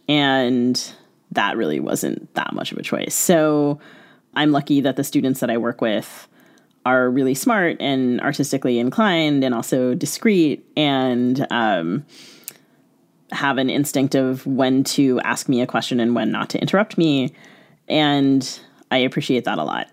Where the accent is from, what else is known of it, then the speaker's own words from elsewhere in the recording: United States; I grew up in the United States